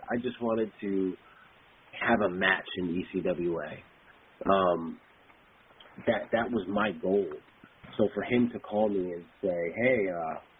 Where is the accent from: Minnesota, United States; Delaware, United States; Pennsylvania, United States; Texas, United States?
Delaware, United States; I grew up in Delaware